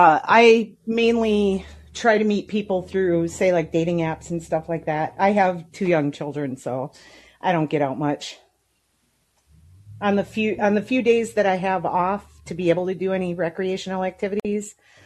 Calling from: Las Vegas, Nevada, United States; I'm calling from Las Vegas.

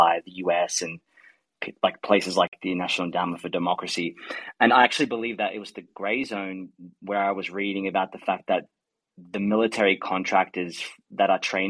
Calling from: Australia; I'm calling from Australia.

